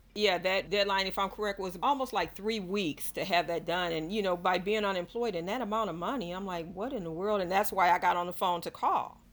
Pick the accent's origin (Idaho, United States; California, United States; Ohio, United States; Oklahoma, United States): Ohio, United States; also born or lived in Georgia; now in Fairburn, United States; I am originally from Ohio, but I moved to Georgia in 1985